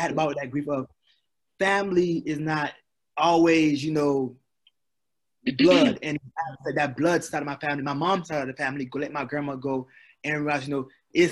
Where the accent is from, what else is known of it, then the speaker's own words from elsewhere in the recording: Haiti; now in United States; I'm from Haiti. We had a great job. My dad worked at a port.